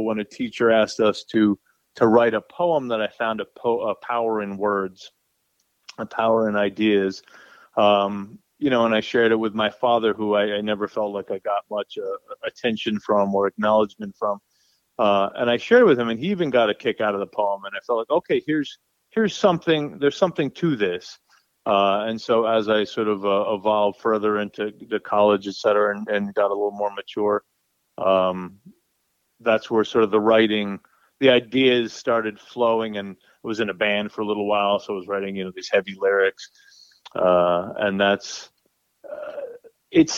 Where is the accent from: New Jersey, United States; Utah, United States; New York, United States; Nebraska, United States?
New York, United States; New Rochelle; I was raised in New Rochelle, New York, which is a suburb right outside of New York City